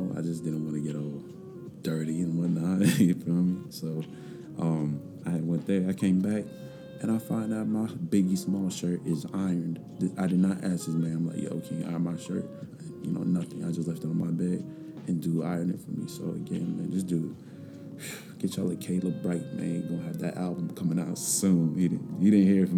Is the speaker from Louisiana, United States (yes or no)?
no; Leesburg, Virginia, United States; also born or lived in Farmville, Virginia; my hometown, which is Leesburg